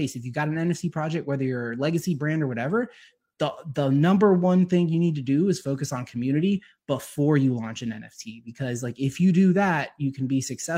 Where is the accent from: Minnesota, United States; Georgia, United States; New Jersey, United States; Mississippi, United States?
Georgia, United States; I'm from Georgia. I live just, you know, north of the city